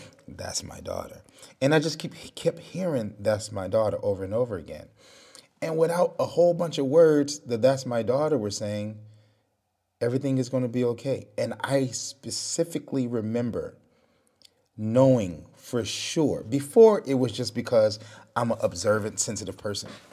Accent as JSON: {"language": "English", "town": "Detroit", "region": "Michigan", "country": "United States", "said": "I'm from Detroit. So you, you grow up, you gotta be tough"}